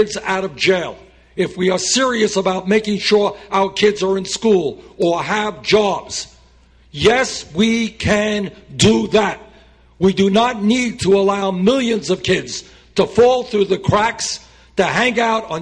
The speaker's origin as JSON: {"language": "English", "town": "Burlington", "region": "Vermont", "country": "United States", "tie": "born or raised there", "said": "my hometown of Burlington, Vermont"}